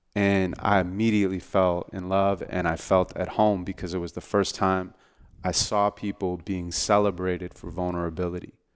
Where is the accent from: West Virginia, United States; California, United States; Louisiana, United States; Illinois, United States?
California, United States; Santa Monica; I was born and raised in Santa Monica, California.